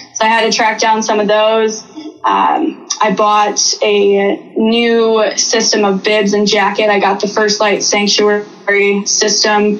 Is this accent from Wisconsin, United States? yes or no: yes; Wisconsin, United States; moved away as an adult; also born or lived in Southeast Alaska; I grew up in Wisconsin.